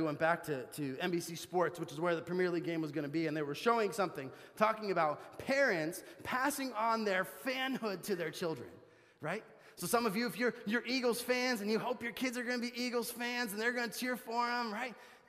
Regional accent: Bolivia; I grew up in Bolivia, South America, if you didn't know that, and I went to a missionary kids school, which was about 35 minutes from our house.

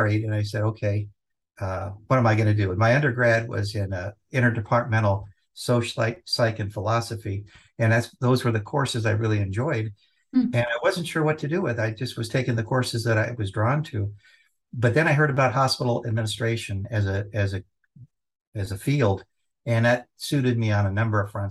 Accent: Los Angeles, California, United States; Growing up in Southern California, yeah, in Los Angeles, we would go to the beach

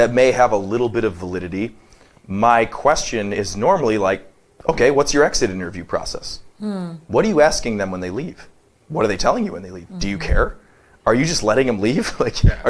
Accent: Detroit, Michigan, United States; moved away; I'm from Detroit

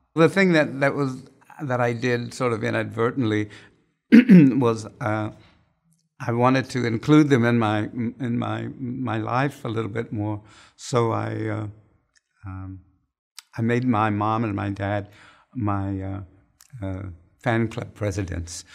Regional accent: San Francisco, California, United States; I come from San Francisco

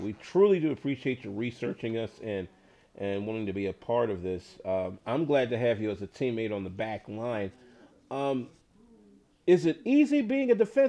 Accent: Chicago, Illinois, United States; my hometown Chicago Blackhawks

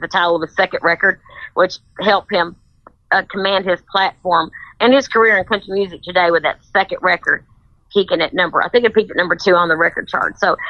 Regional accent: Kentucky, United States; accent: Kentucky accent; No, Trish, I'm from Kentucky.

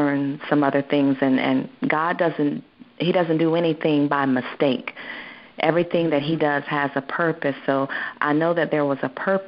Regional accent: Ohio, United States; we're both from Ohio. We are both from Ohio.

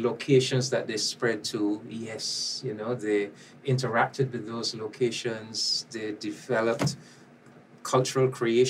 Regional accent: Barbados; I am from Barbados

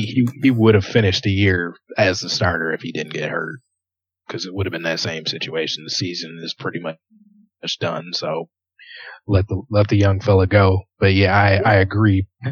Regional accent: Michigan, United States; I'm from, I'm from Michigan

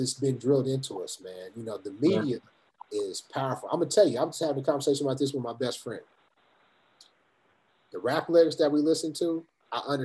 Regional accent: Topeka, Kansas, United States; I grew up in Topeka, Kansas.

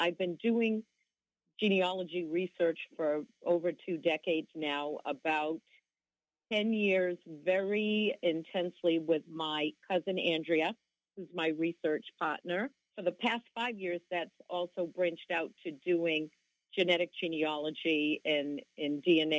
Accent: Massachusetts, United States; moved away as an adult; also born or lived in Brunswick, Maine; now in New York City, United States; Okay, well, I am born and raised in Massachusetts.

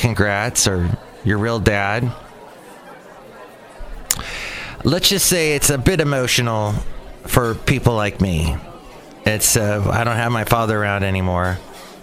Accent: California, United States; accent: California; I got my California accent

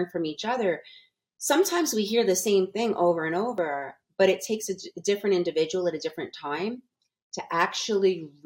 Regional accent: New York, United States; moved away as an adult; now in Las Vegas, United States; I'm from New York

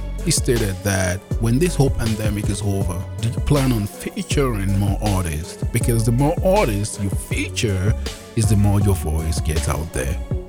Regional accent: Nigeria; now in Calgary, Canada; I was born and raised in Nigeria

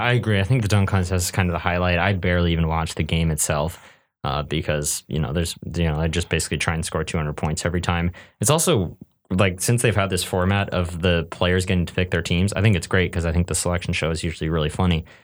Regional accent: Northern California, United States; I grew up in Northern California where the closest team to me was the Sacramento Kings

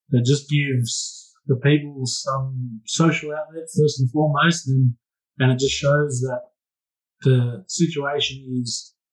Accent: Australia; we as Australian people

